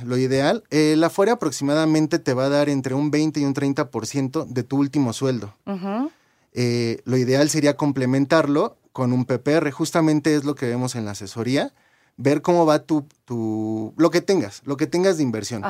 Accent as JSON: {"language": "Spanish", "country": "Mexico", "said": "como mexicanos, eh, los que nos registramos en nuestro primer empleo después de 1997"}